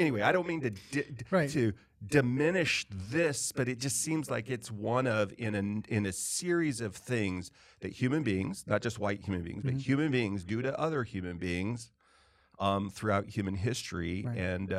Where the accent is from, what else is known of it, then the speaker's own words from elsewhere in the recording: California, United States; moved away; where I grew up primarily in California. It was different to a large degree than the South that I moved to.